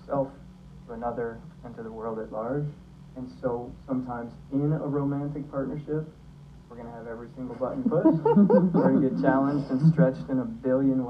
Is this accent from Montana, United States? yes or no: yes; Montana, United States; moved away; also born or lived in San Francisco; I grew up in Montana